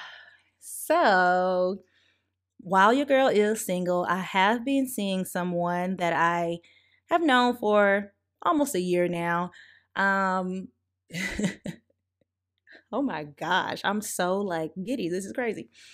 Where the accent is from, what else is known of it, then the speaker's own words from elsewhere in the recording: the South, United States; I'm also from the South